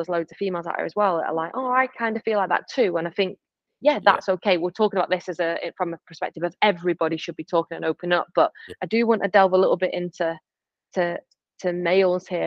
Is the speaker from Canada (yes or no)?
no; Stockport, North West England, United Kingdom; from Manchester, but from like council estate in Stockport